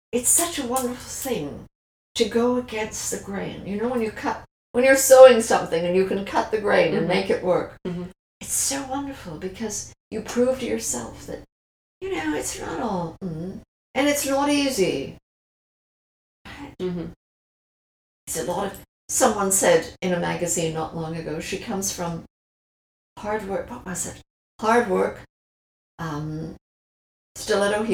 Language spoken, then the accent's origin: English; Canada; I'm terribly Canadian